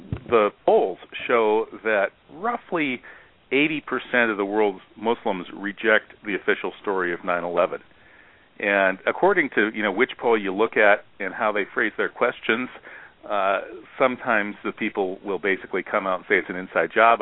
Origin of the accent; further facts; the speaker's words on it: Midwest, United States; now in Wisconsin, United States; I'm kind of just a typical Midwestern white boy